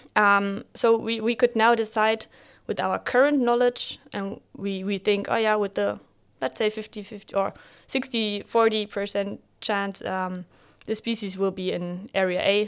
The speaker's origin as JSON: {"language": "English", "region": "Bremen", "country": "Germany", "also_born_or_lived": "Bielefeld / Jordan", "moved": "as an adult", "said": "originally I'm from Bremen"}